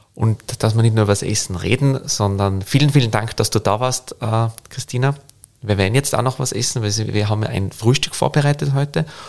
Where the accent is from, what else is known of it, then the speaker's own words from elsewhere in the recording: Tyrol, Austria; now in Vienna, Austria; als Tiroler